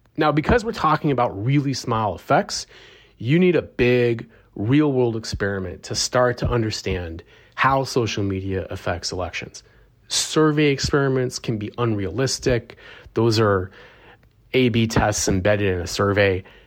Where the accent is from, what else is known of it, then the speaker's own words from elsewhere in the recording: Arizona, United States; my home state of Arizona